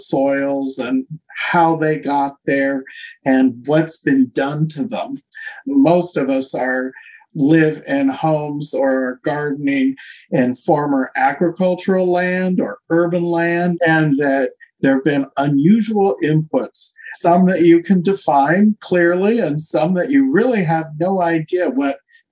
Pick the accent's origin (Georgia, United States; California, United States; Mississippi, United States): California, United States; Hollister; also born or lived in Davis, California / Los Angeles area, California; now in Berkeley, United States; I was born and raised in Hollister, California